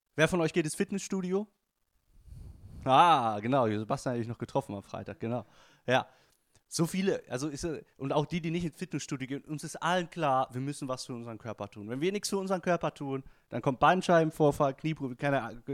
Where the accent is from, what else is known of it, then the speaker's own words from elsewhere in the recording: a city in Bavaria, Germany; dass es in der Stadt, wo ich groß geworden auch eine Berufsfeuerwehr gab